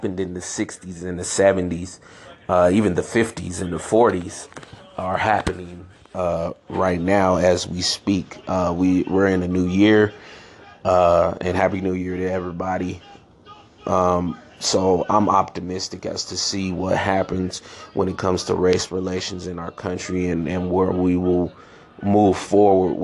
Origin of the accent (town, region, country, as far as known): San Francisco, California, United States; born or raised there; also born or lived in Chicago, Illinois